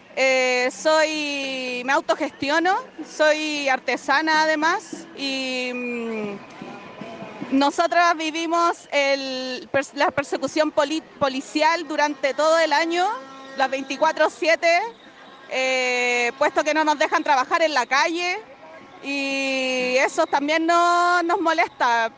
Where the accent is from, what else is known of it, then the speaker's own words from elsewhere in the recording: Antofagasta, Chile; moved away as an adult; also born or lived in Chuquicamata; now in Aconcagua Valley, Chile; soy nacida y criada acá en el norte grande. Nací en Chuqui, eh, viví en Antofagasta harto tiempo, pero hace 11 años que me fui a vivir al Valle de Aconcagua, en la quinta región.